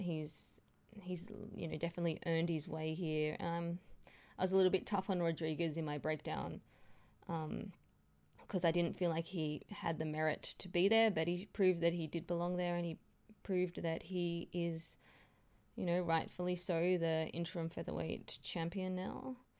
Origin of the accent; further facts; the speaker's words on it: Australia; I'm an Aussie girl